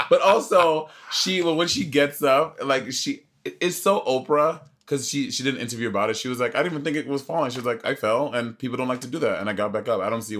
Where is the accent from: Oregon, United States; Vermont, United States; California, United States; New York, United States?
New York, United States; I'm from New York.